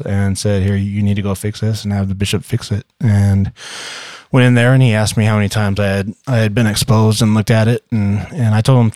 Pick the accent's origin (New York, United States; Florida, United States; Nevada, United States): Nevada, United States; Las Vegas; moved away; also born or lived in St. George, Utah / Orem, Utah / Sandy, Utah; I was born and raised in Vegas and then moved to St. George, Utah.